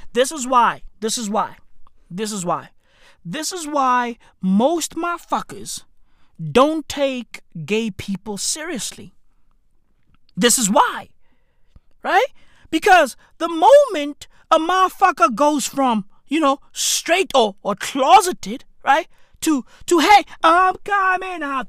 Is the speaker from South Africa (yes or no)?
yes; South Africa; I'm from South Africa